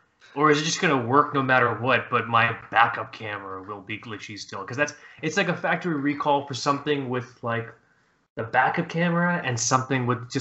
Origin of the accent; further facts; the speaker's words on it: Fort Lauderdale, Florida, United States; moved away as an adult; also born or lived in Long Island, New York; I grew up in Fort Lauderdale, parallel parking is not a thing. I didn't have to parallel park for the first time in my life until I was like 18 and I moved to New York.